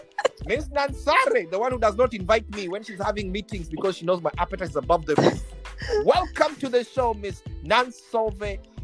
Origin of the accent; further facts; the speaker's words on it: Kenya; now in Seattle, United States; I'm from Kenya.